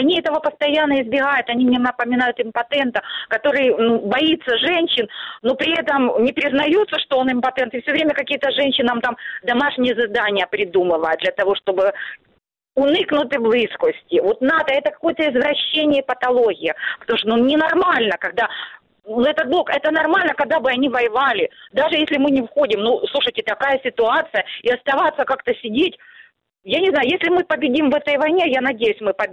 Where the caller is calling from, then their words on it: Starobilsk, Luhansk Oblast, Ukraine; Старобельск, нас тоже, наверное, идут бои, слышны раскаты, стекла дрожат